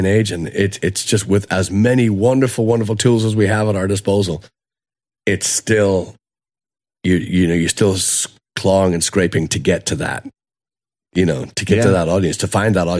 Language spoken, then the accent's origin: English; Dublin, Leinster, Ireland; okay, I'm from Dublin, right?